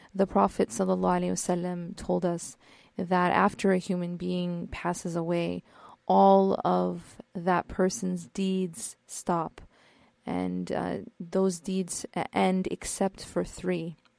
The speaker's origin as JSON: {"language": "English", "region": "Midwest", "country": "United States", "moved": "yes", "lives_now": "California, United States", "said": "I'm not from California. I'm from the Midwest"}